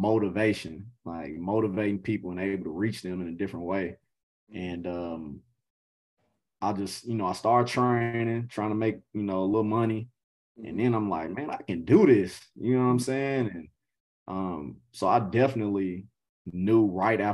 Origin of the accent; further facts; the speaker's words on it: Nashville, Tennessee, United States; now I'm here today as an assistant coach at a Division I program in my hometown